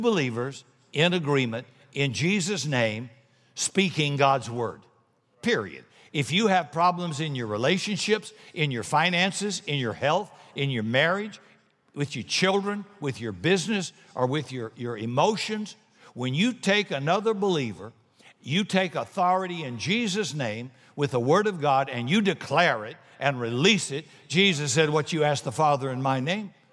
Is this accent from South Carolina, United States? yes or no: yes; South Carolina, United States; I'm from South Carolina